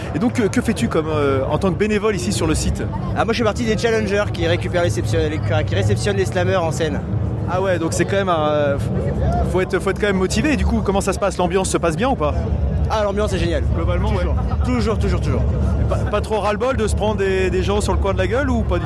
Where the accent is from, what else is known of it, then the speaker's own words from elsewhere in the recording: Normandy, France; nous, on est normands, hein, on comprend que le normand